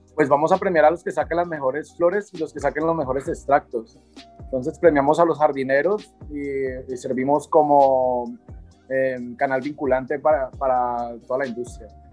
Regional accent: Cali, Valle del Cauca, Colombia; yo soy de aquí de Cali.

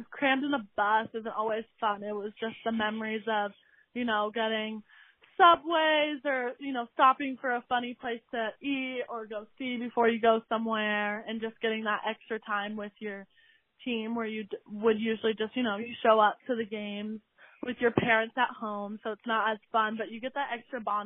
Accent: Corvallis, Oregon, United States; I'm from Corvallis, Oregon. I played at Crescent Valley High School

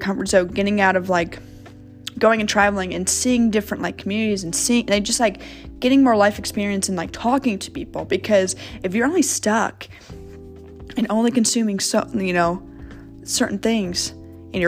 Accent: Kansas City, United States; also born or lived in St. Louis, Missouri; second grade, I moved from St. Louis to Kansas City

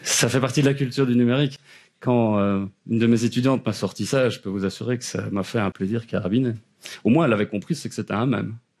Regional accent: Eghezée, Wallonia, Belgium; accent: Belgian; je suis belge, ça s'entend peut-être à l'accent.

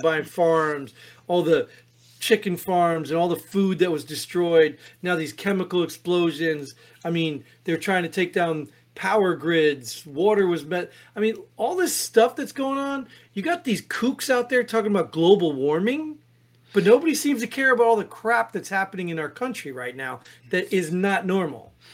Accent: New Jersey, United States; I grew up in Jersey.

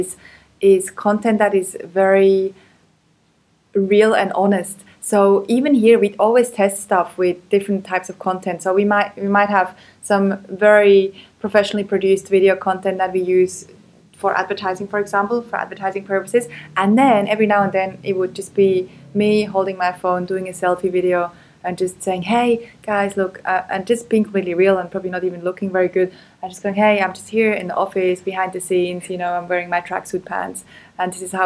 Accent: Switzerland; I'm a white girl. I grew up in Switzerland

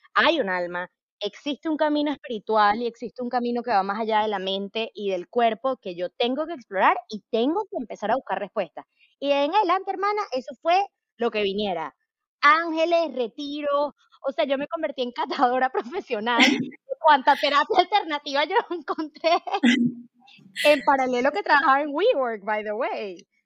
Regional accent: Venezuela; yo soy venezolana

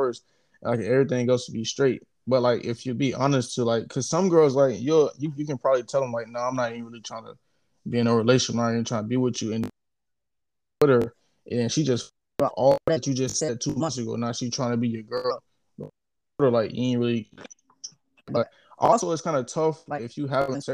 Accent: United States; I'm from America.

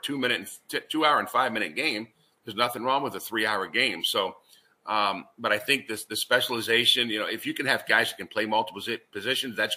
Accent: Richmond, Virginia, United States; moved away as an adult; also born or lived in Raleigh, North Carolina / Valparaiso, Indiana; I grew up in Richmond, so I know a lot of people here too

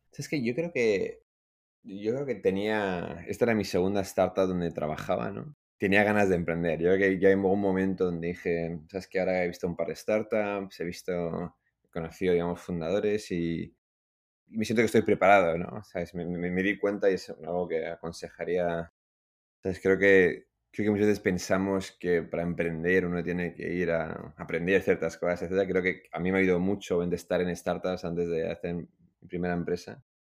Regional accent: Madrid, Community of Madrid, Spain; moved away as an adult; also born or lived in Iran / London; Yo crecí en Madrid, que es lo que explica el, acento

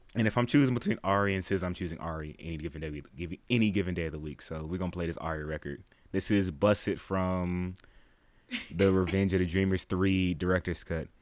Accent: Dallas, Texas, United States; I'm from Dallas

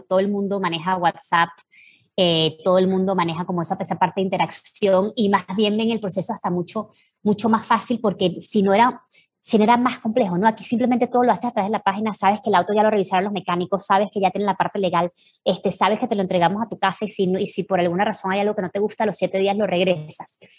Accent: Venezuela; moved away; nosotros tres venimos de Venezuela

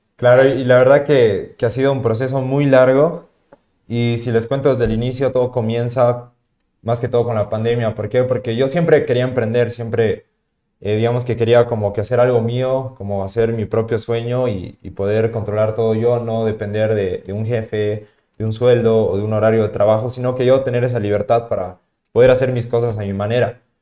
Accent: Tarija, Bolivia; also born or lived in La Paz, Bolivia; yo cuando volví a Tarija, eh, porque vuelvo a mi ciudad de origen, yo vivía en la ciudad de La Paz

